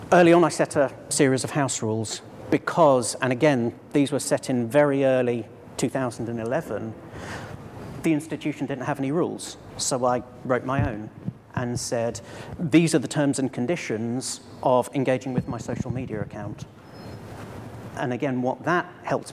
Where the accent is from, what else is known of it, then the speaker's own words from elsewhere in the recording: Cambridge, East of England, United Kingdom; my hometown, Cambridge